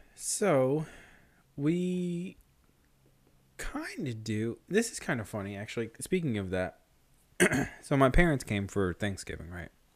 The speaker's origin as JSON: {"language": "English", "town": "Rockville Centre", "region": "New York", "country": "United States", "tie": "born or raised there", "said": "I know for sure I was born in Mercy Hospital in Rockville Center, New York"}